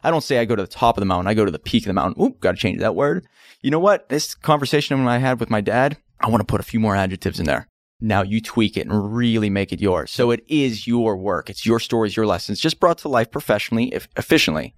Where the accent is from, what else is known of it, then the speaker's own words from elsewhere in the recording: Pittsburgh, Pennsylvania, United States; Pittsburgh, Pennsylvania. That's where I was born